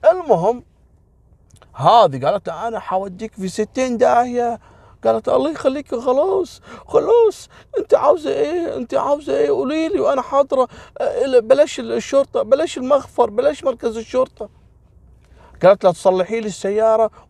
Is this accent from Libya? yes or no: no; Kuwait; حتى منهم يعني كويتيين وغير كويتيين احنا كويتيين قليل في شارع الصحافه